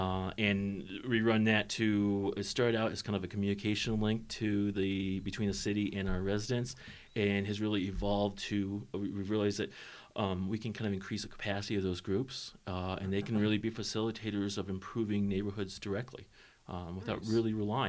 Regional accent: Longmont, Colorado, United States; I was born in Longmont.

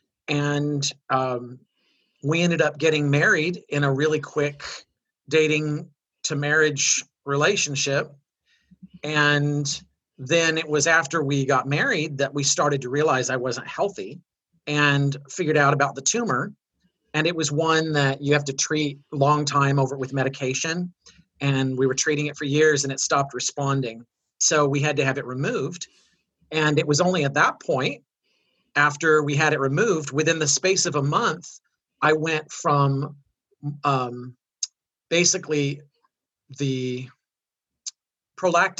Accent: Midwest, United States; I grew up in the Midwest

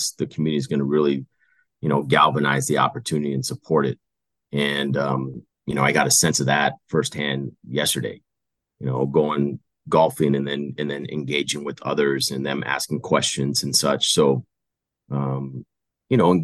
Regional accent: Tucson, Arizona, United States; moved away; Tucson, my hometown

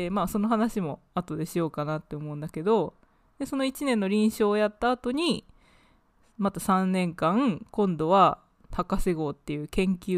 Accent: United Kingdom; also born or lived in Japan; now in United States; 日本生まれ、イギリス育ち、今アメリカで脚本家を目指している

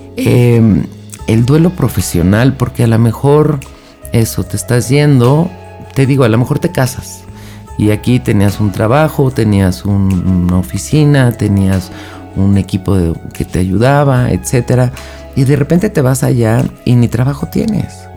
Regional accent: Mexico; Yo soy de México

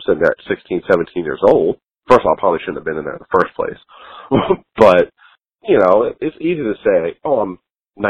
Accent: United States; As an American

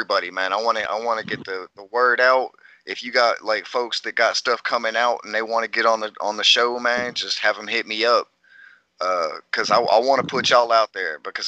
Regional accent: West Memphis, Arkansas, United States; I grew up, you familiar with West Memphis? I grew up on North 36th Street.

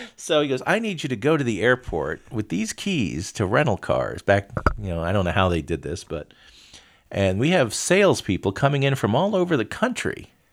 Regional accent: Miami, Florida, United States; moved away; I grew up in Miami, and we, we called them U of M or U M.

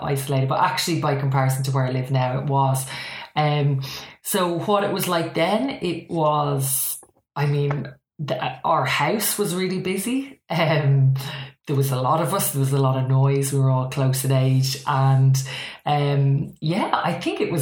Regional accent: County Meath, Leinster, Ireland; I grew up in a place called County Meath

